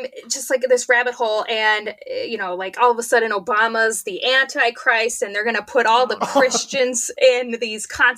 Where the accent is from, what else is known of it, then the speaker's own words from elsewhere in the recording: Minnesota, United States; I'm from Minnesota